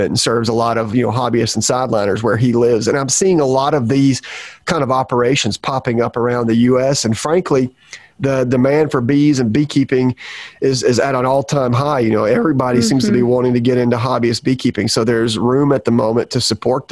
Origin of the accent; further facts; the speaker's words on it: Georgia, United States; moved away as an adult; now in Florida, United States; I'm from Georgia. When I was up in Georgia, I didn't really think much about this all the time. Where I'm from, I did not see a lot of feral colonies. And if there were feral colonies, I was the one as a kid who got called to remove them